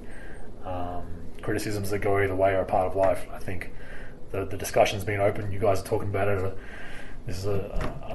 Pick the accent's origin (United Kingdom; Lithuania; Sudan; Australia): Australia; now in United States; growing up in Australia